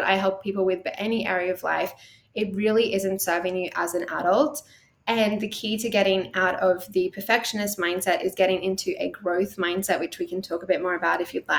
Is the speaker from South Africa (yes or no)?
no; Australia; accent: Australian; in case you can't tell from the accent, I am Australian.